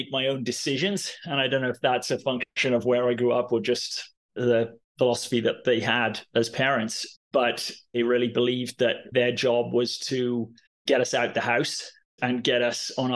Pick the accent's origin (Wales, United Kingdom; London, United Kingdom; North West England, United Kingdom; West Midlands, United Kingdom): Wales, United Kingdom; Cardiff; I grew up in Cardiff, capital city of the great Welsh nation